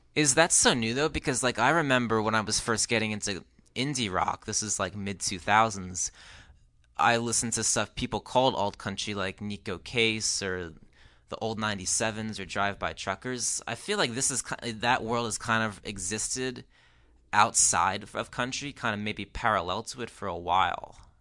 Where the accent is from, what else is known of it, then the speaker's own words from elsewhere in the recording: New Jersey, United States; In New Jersey, where I grew up